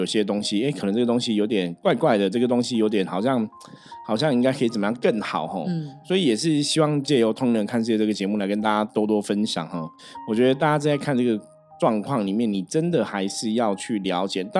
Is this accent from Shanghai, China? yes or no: no; Shenzhen, Guangdong, China; 所以我们常常讲，像我们深圳人出去，我们说其实自己对自己的自我要求还是很重要啦。